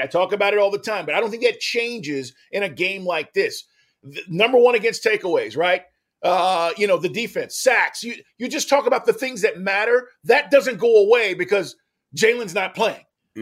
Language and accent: English; Texas, United States; as a kid, you know, growing up, uh, I'm from Texas.